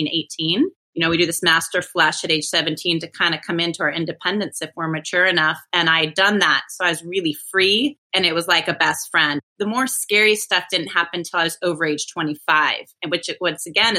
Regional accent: Northern California, United States; also born or lived in Europe; growing up in Northern California, you know, on the American River, going to Tahoe

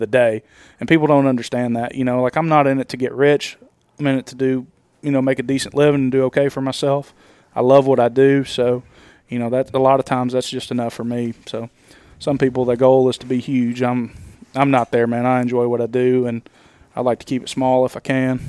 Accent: Nashville, Tennessee, United States; I'm from Nashville and I'm in Alabama right now.

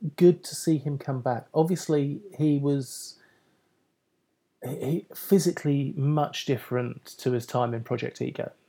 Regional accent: United Kingdom; I'm British

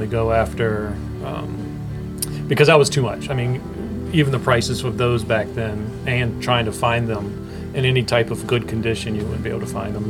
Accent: Washington, District of Columbia, United States; moved away; also born or lived in Maryland; From DC originally.

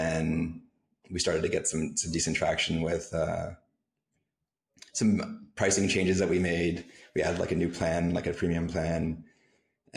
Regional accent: Canada; moved away; also born or lived in San Francisco / Cancun; I'm a Canadian

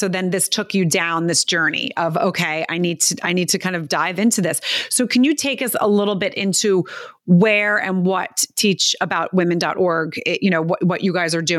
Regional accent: East Coast, United States; Like I would never have thought Texas, and I'm from the East Coast as well.

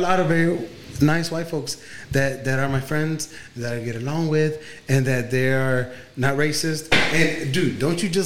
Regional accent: Mexico; now in United States; I was born in Mexico

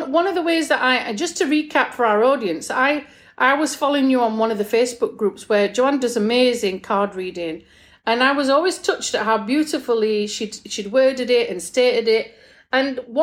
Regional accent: England, United Kingdom; moved away; we're both from England.

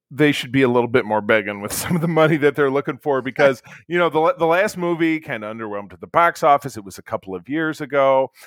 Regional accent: Grosse Pointe, Michigan, United States; my hometown of Grosse Pointe, Michigan

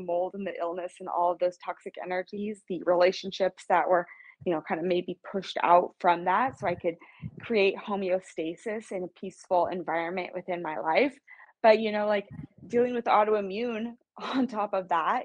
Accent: Kansas City, United States; moved away as an adult; now in West Coast, United States; I'm from Kansas City, born and raised. I live on the West Coast right now.

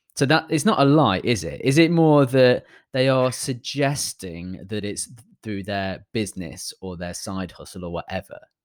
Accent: United Kingdom; as a British person

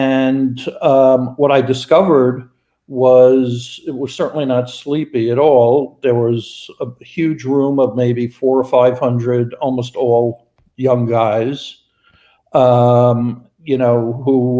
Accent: New York, United States; now in Los Angeles, United States; I'm from New York and, I worked on Wall Street in the mid-80s

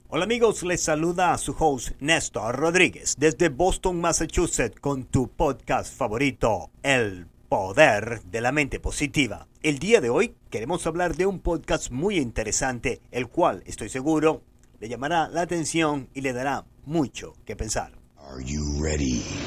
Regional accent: Venezuela; moved away as an adult; cuando yo salí de Venezuela en 1994

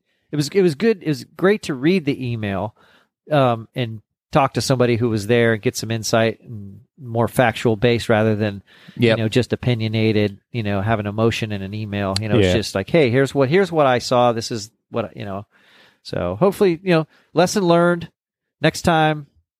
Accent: Corpus Christi, Texas, United States; And I was like, well, I'm from Corpus, the South, you know, the San Antonio, Austin, Houston, all those shows.

